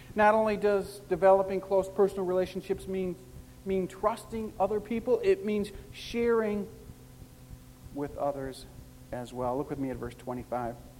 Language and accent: English; Chicago, Illinois, United States; I'm a Chicagoan by birth